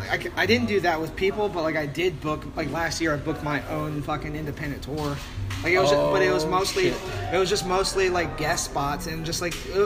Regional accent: San Diego, California, United States; also born or lived in Los Angeles; when I'm being from San Diego and LA region.

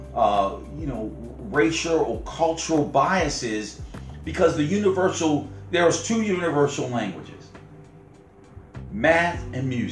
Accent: Owings Mills, Maryland, United States; growing up in Owings Mills in the time we did

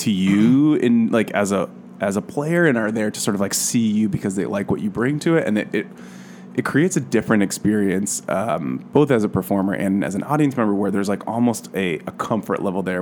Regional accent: New York, United States; now in Los Angeles, United States; I grew up in New York, actually 2 hours north of the city

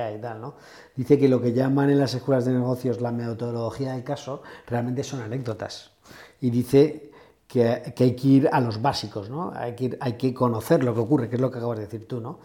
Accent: Spain; siendo como somos los españoles

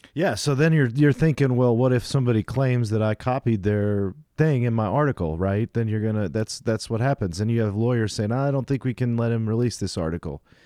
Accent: United States; being an American

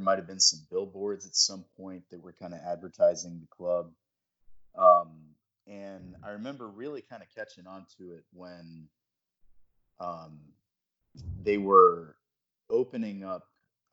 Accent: Charlotte, North Carolina, United States; I grew up in the Charlotte area

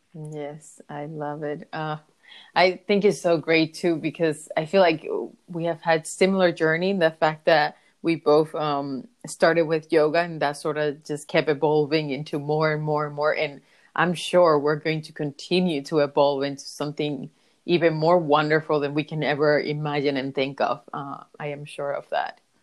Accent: Dominican Republic; I was born in the Caribbean, in the Dominican Republic

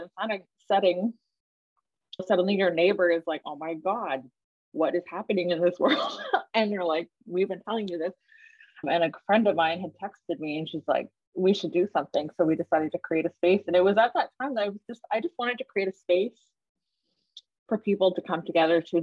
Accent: Regina, Saskatchewan, Canada; now in Hamilton, Canada; I was born and raised in Regina, Saskatchewan

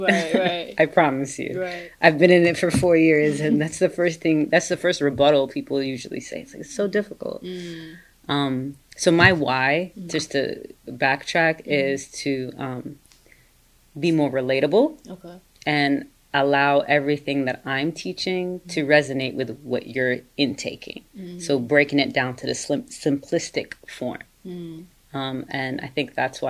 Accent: Dubai, United Arab Emirates; moved away as an adult; also born or lived in Maryland, United States; now in United States; I was born and raised in Dubai, and I came to America actually in December of 2008.

